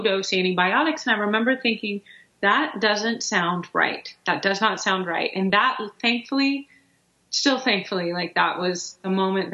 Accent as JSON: {"language": "English", "town": "Houston", "region": "Texas", "country": "United States", "tie": "born or raised there", "said": "we grew up in Houston"}